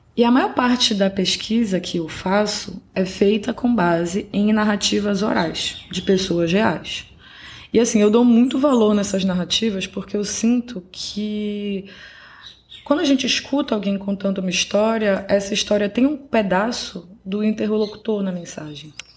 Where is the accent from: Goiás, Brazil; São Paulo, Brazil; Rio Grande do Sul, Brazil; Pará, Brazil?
Pará, Brazil; Belém; also born or lived in Óbidos / Coimbra, Portugal; eu cresci em Belém, a capital do Pará